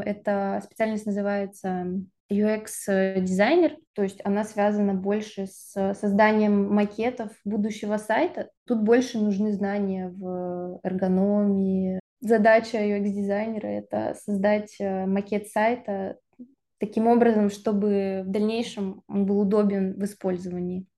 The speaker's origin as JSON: {"language": "Russian", "town": "Krasnoyarsk", "region": "Krasnoyarsk Krai", "country": "Russia", "also_born_or_lived": "Irkutsk", "moved": "as an adult", "lives_now": "France", "said": "Я из Сибири, из города Красноярска"}